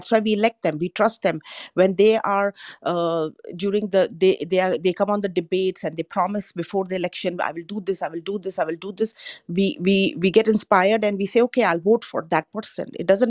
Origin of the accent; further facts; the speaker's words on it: India; moved away as an adult; also born or lived in Africa; now in United States; I'm an Indian. I was born in India, but I was raised in Africa.